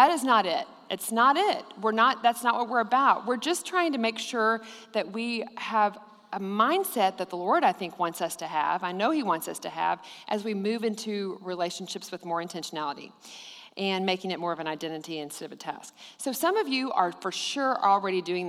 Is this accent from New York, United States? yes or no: no; Abilene, Texas, United States; I grew up in Abilene and went to Cooper High School